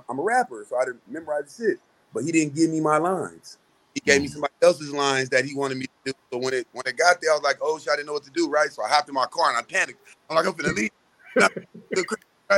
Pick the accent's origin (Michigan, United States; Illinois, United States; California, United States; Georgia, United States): California, United States; San Diego; I'm from San Diego, California